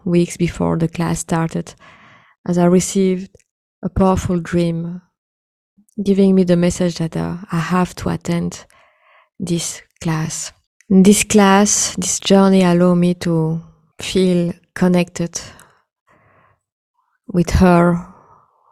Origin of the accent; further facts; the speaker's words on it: India; being an Indian woman